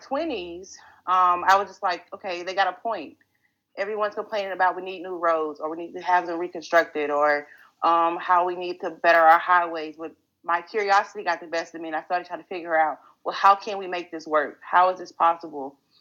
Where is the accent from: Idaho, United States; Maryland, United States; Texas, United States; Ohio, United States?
Texas, United States; Greenville; I'm a native of Greenville, Texas. So growing up in Greenville